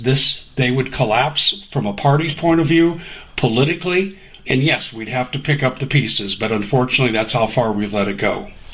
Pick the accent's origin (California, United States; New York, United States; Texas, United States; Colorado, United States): Colorado, United States; moved away; also born or lived in Arizona; I grew up in Colorado.